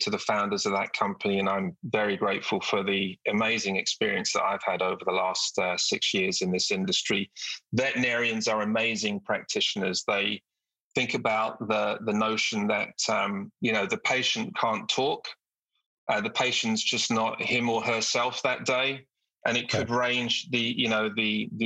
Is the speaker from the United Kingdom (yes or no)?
yes; United Kingdom; moved away as an adult; also born or lived in South Africa / Italy / Turkey; now in United States; My journey through my career started in the UK, as you can probably tell from my accent